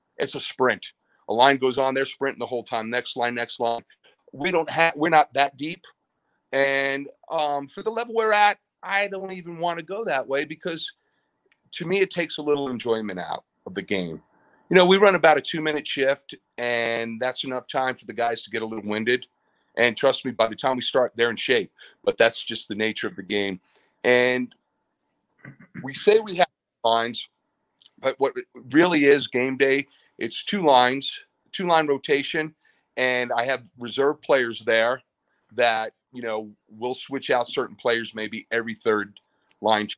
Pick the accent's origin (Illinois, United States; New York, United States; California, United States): New York, United States; I'm originally from New York